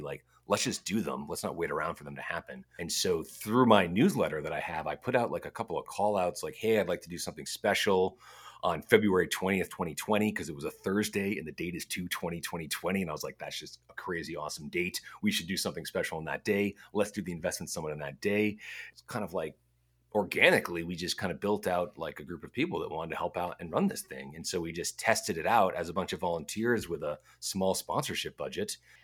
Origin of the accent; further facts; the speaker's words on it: United States; now in Edmonton, Canada; I'm American